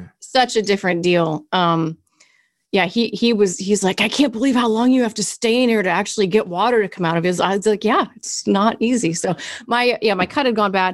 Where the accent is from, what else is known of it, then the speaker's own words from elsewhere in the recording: Kansas City, Missouri, United States; also born or lived in Berea, Illinois / New York City / Orange County; I lived in Berea, Illinois, and lived there until okay. I was seven. So Midwest girl, and then moved to Kansas City. And pretty much, I mean, you'd say I'm from Kansas City